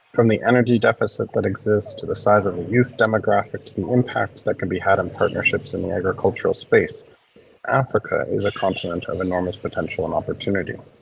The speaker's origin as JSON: {"language": "English", "region": "small town Ontario", "country": "Canada", "tie": "born or raised there", "also_born_or_lived": "South Sudan / Lusaka, Zambia", "moved": "as an adult", "said": "a boy who grew up in small town Ontario"}